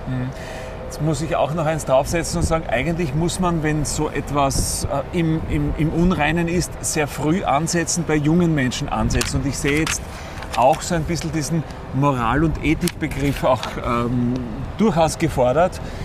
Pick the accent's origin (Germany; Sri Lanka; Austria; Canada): Austria